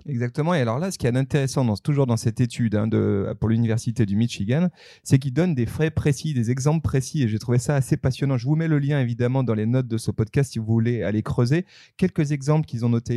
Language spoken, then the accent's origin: French; France; chez nous en France